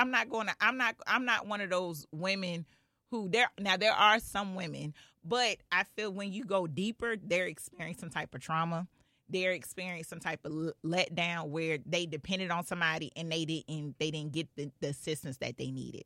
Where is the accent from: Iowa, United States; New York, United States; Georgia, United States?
Georgia, United States; Clayton County; also born or lived in Philadelphia, Pennsylvania; I was actually raised in Clayton County